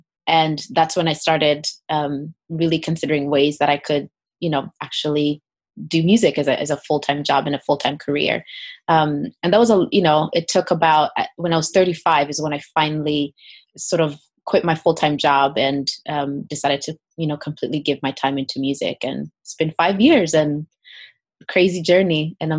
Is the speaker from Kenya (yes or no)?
yes; Kenya; So I grew up in Kenya and actually started singing when I was about 5 years old.